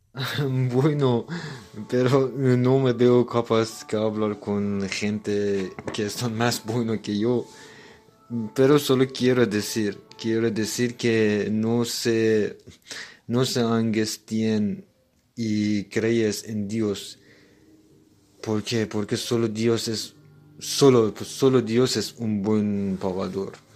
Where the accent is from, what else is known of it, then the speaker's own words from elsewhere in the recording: Iran; Spanish is a second language; moved away as an adult; now in Spain; en mi país no tenemos Día de los Reyes